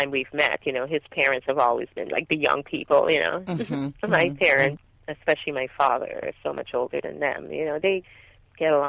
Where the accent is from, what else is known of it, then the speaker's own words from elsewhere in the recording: Guyana; now in Los Angeles, United States; I grew up in Guyana in a multi-generational home